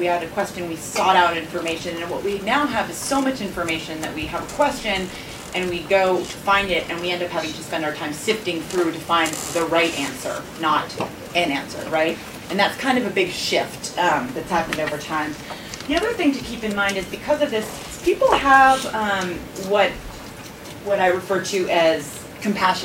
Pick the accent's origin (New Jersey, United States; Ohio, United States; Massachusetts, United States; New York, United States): Massachusetts, United States; Boston; now in Washington, D.C., United States; I'm a Bostonian, and I live in D.C. now